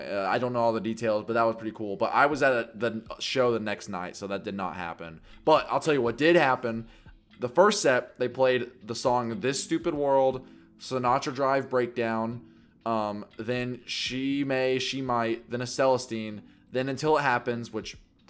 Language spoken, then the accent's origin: English; Kentucky, United States; Oh, I'm from Kentucky.